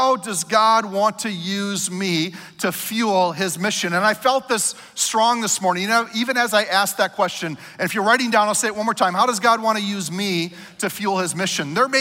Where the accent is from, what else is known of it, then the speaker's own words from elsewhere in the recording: Minnesota, United States; I'm a Minnesotan